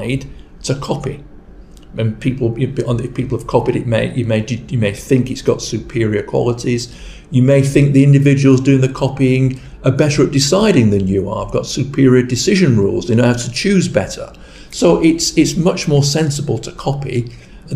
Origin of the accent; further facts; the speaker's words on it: Rochdale, North West England, United Kingdom; my hometown is Rochdale in Lancashire